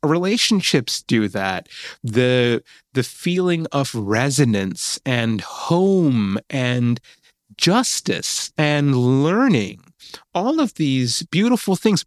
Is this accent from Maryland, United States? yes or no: no; Mid Hudson Valley, New York, United States; moved away; the area where I was growing up in Mid Hudson Valley, New York